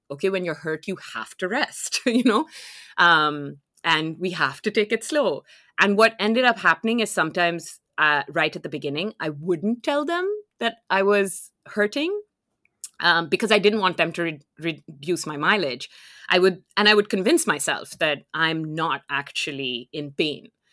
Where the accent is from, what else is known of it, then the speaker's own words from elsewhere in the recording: Lahore, Punjab, Pakistan; moved away as an adult; now in Canada; I'm originally from Lahore, which is a city in Pakistan